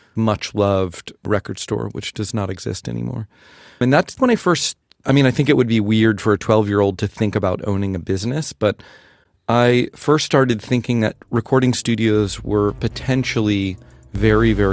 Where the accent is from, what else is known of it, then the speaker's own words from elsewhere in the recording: northern rural Florida, United States; now in San Francisco, United States; I grew up in Florida. In northern rural Florida, like Gainesville and Williston, Suwannee River, Jacksonville